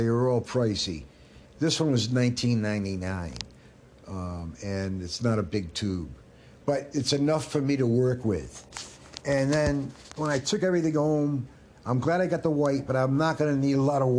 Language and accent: English; Canada; I'm Canadian French, and I'm proud to say it